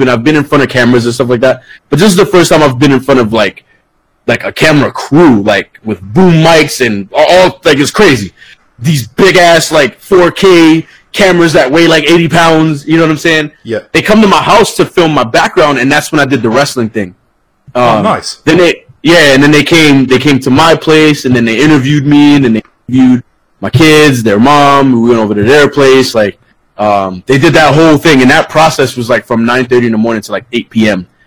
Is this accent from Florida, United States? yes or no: yes; Florida, United States; So if like I'm in Florida, you know what I'm saying? I'm from Florida or I live in Florida.